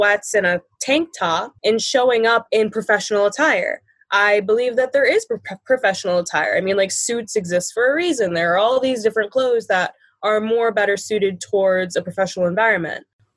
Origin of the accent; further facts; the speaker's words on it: Buffalo, New York, United States; I'm from Buffalo, New York.